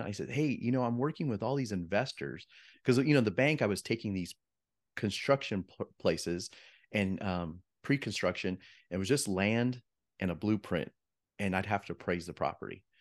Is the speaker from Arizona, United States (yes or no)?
yes; Yuma, Arizona, United States; moved away as an adult; also born or lived in Flagstaff, Arizona; now in Phoenix, United States; I'm a Arizona native. So, I grew up in Yuma, Arizona